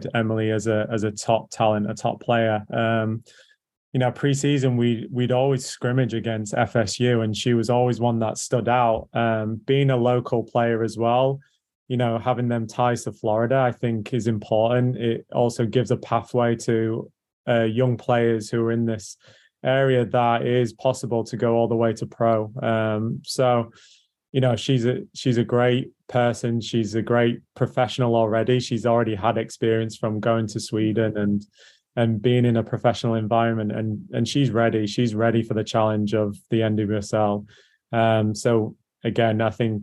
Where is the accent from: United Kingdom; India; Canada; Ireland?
United Kingdom; England; moved away as an adult; also born or lived in North Carolina, United States; now in Orlando, United States; as you can tell by my voice, I'm English, but my dad was American